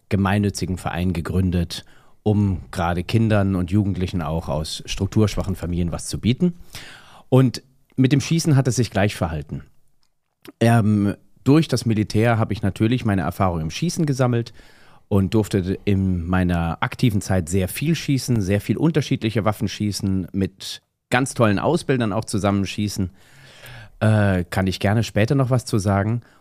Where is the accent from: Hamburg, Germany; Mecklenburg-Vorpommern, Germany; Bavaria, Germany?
Hamburg, Germany; ich komme aus Hamburg.